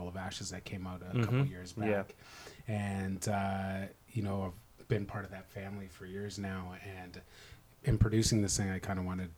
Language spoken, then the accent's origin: English; Toronto, Ontario, Canada; now in Vancouver, Canada; It's my hometown